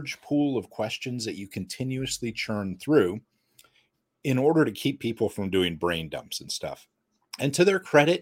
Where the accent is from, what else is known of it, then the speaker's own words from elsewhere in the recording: United States; as an American and a capitalist swine